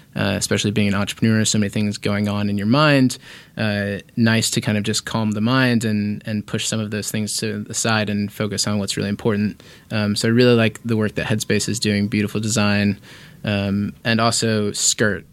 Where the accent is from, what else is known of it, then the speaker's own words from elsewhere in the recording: Indianapolis, Indiana, United States; moved away as an adult; also born or lived in San Diego; now in Los Angeles, United States; I grew up in Indiana. Indianapolis, Indiana is my hometown.